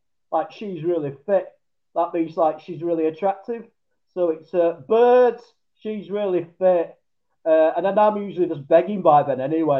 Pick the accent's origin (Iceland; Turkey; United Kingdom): United Kingdom; England; as an Englishman